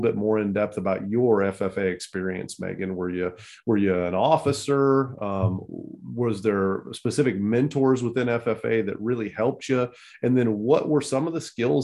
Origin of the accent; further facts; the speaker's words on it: Illinois, United States; We're both born and raised in Illinois.